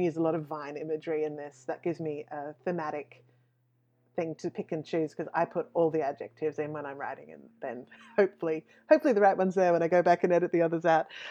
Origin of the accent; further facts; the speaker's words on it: Western Queensland, Australia; I grew up in Western Queensland